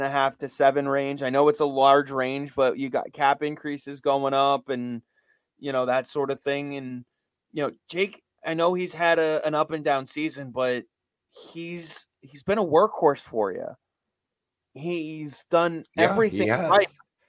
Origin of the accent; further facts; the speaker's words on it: Massachusetts, United States; growing up in Mass, you are more of a Bruins fan typically, especially if you're a hockey player in the area.